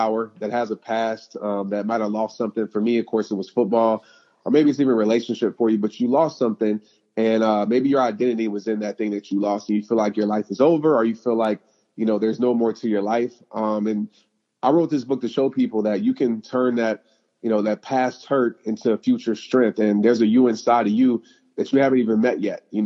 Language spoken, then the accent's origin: English; New Orleans, Louisiana, United States; since I was, 5 years old, growing up in New Orleans